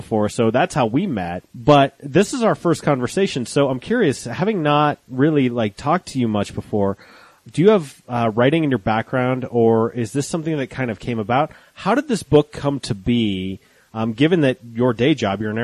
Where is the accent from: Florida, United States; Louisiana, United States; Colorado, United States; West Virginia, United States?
Colorado, United States; Golden; I grew up in Golden. Our crosstown high school rivals was Wheat Ridge High School